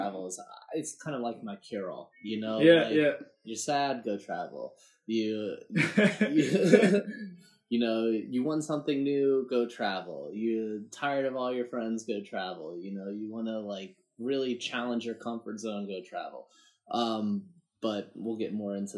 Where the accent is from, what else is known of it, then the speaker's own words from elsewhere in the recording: Harrisburg area, Central Pennsylvania, United States; I'm here from Central Pennsylvania. Harrisburg area, a little more backwoods than